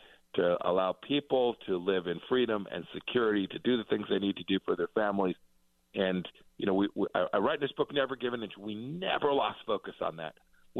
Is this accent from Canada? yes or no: no; Kansas, United States; my home state of Kansas